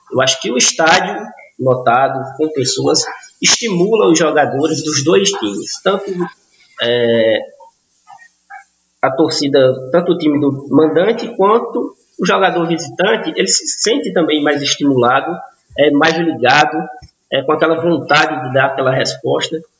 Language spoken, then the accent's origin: Portuguese; Northeast Region, Brazil; Nós que somos nordestinos, né, em geral, as equipes nordestinas fazem uma festa muito bacana dentro dos estádios